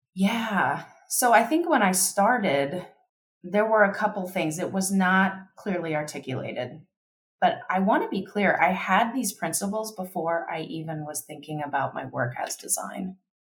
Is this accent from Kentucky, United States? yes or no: yes; Kentucky, United States; now in Denver, United States; I grew up in Kentucky.